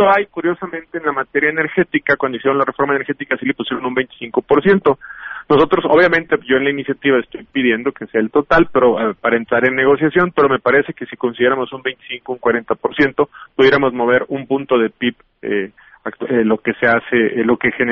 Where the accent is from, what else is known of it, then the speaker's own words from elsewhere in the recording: Mexico; nosotros generamos como mexicanos